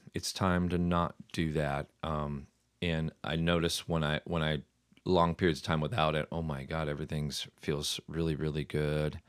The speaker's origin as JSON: {"language": "English", "town": "New York City", "region": "New York", "country": "United States", "said": "I'm Irish. I'm not Italian. Like, hey, I'm from Brooklyn"}